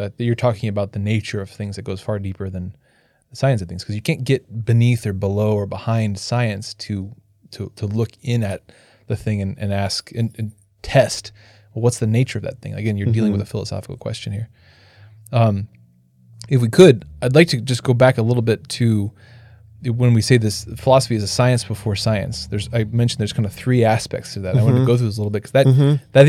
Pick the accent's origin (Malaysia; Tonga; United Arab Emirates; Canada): Canada; I'm French Canadian.